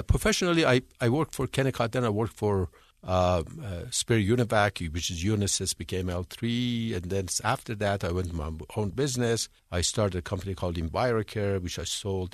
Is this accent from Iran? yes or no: yes; Iran; moved away as an adult; also born or lived in England; now in United States; I'm from Iran. I was born and raised in Iran.